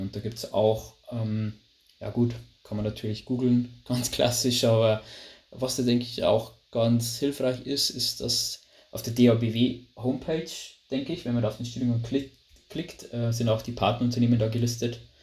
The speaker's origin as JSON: {"language": "German", "region": "Lower Bavaria", "country": "Germany", "accent": "Bavarian dialect", "said": "wie man vielleicht am, am, ja, am Dialekt oder in der Aussprache schon hört, also ich komme aus Bayern, genau gesagt aus Niederbayern, aus einem kleinen Dörfchen"}